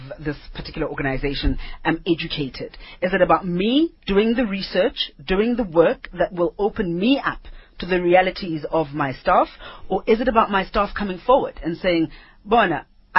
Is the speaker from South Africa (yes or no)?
yes; Katlehong, Gauteng, South Africa; from Katlehong, that side